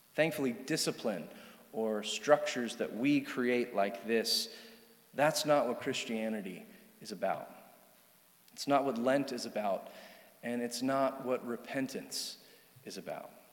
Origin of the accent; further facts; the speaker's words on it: Charlottesville, Virginia, United States; I grew up here in Charlottesville